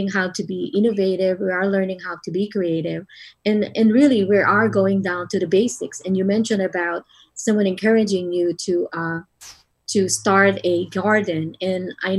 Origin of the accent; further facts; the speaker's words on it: Philippines; moved away; growing up in the Philippines